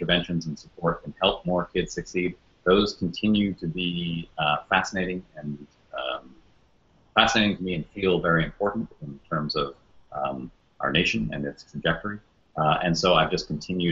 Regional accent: Toronto, Ontario, Canada; moved away as an adult; now in United States; I'm originally from Canada, from Toronto, that's where I grew up, and moved to the United States to be a journalist in my early 20s

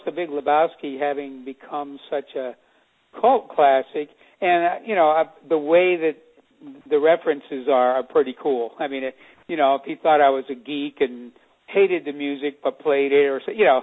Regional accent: El Cerrito, California, United States; my hometown of El Cerrito

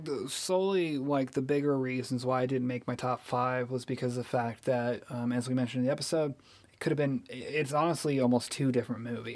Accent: Missouri, United States; where we're from, because I'm from Missouri

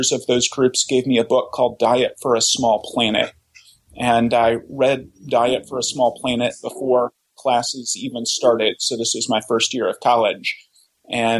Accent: Oklahoma, United States; I grew up in Oklahoma

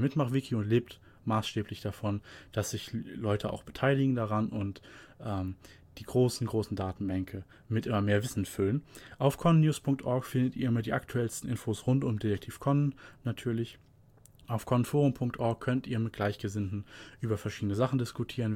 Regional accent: Germany; hier bei uns in Deutschland

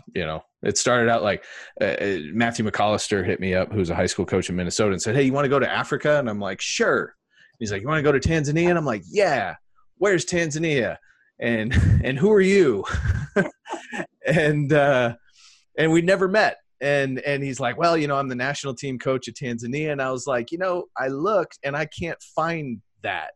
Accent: England, United Kingdom; moved away; I grew up in England

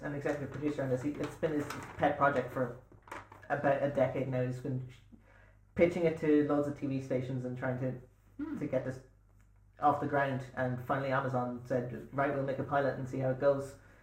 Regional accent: Ireland; being Irish, I have an overinflated sense of our country's self-importance

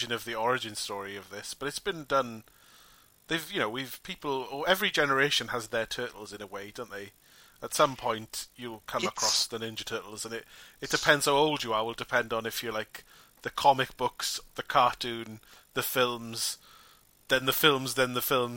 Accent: United Kingdom; We are British

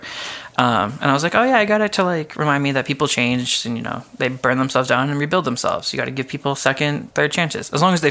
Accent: East Coast, United States; moved away; because I'm from the East Coast

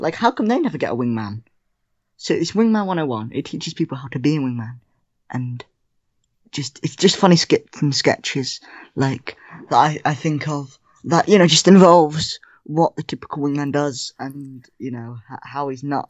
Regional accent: England, United Kingdom; I don't come from Germany. I'm English, but I was posted there.

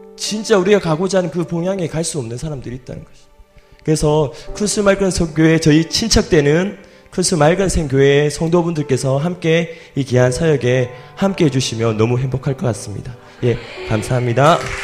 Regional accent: Cheongdo, North Gyeongsang, South Korea; 제가 경북 출신입니다. 예, 경북 청도 출신이고요.

